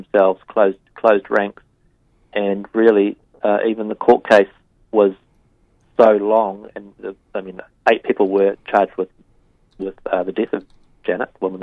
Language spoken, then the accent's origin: English; New Zealand; I, like most New Zealanders